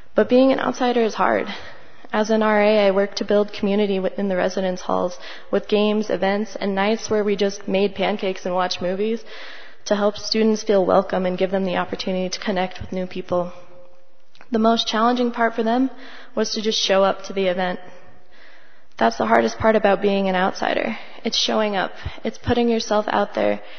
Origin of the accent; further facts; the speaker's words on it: Longmont, Colorado, United States; also born or lived in Grand Junction; I was born and raised here in Longmont